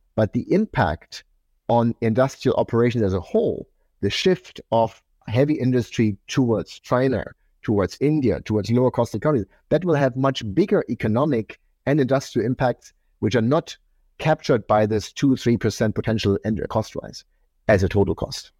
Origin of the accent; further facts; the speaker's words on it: eastern Germany, Germany; I grew up in Eastern Germany. I grew up in communism